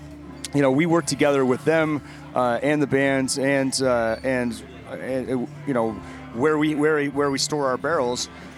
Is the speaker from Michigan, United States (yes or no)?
no; Denver, Colorado, United States; I'm from Denver, where I ran barrel houses out there for years, and it was, we were always combating that dry climate.